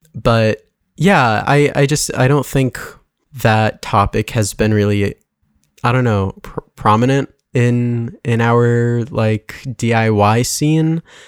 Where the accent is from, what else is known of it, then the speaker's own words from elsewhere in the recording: West Hartford, Connecticut, United States; I grew up in West Hartford